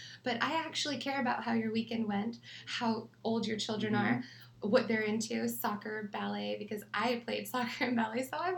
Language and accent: English; Riverside, California, United States; Oh, Riverside.